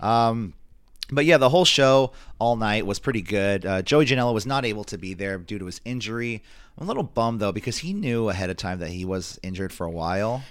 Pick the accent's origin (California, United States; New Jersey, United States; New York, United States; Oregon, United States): California, United States; San Francisco Bay Area, Northern; we come from the Northern California, San Francisco Bay Area